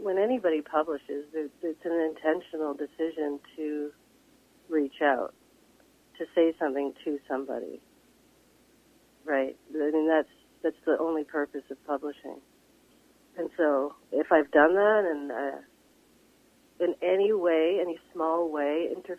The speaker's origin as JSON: {"language": "English", "town": "London", "region": "Ontario", "country": "Canada", "tie": "born or raised there", "moved": "yes", "said": "my hometown, which is London, Ontario."}